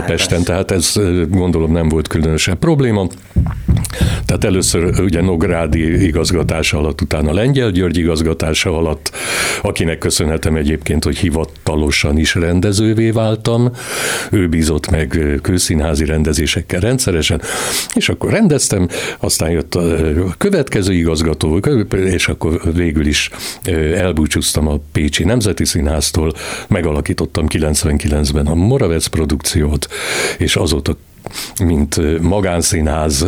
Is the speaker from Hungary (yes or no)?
no; Transylvania, Romania; én Erdélyben születtem